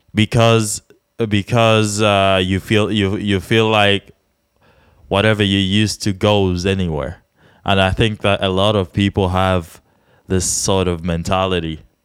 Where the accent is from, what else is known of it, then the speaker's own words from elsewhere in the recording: Czechia; we're from the Czech Republic